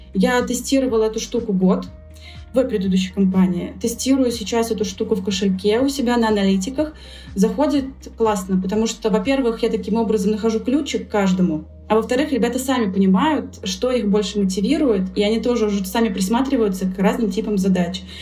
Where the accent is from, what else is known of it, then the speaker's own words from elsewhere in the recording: Saint Petersburg, Russia; я сама из Петербурга